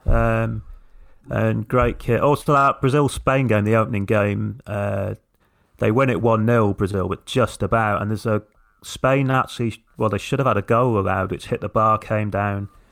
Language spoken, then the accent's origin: English; England, United Kingdom; as, as English people